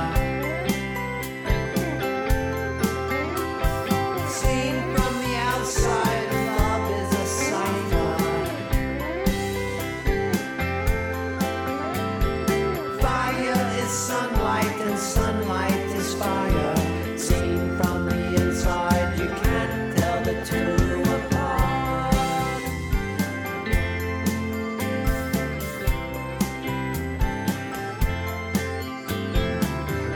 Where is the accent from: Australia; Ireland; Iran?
Australia; as an Australian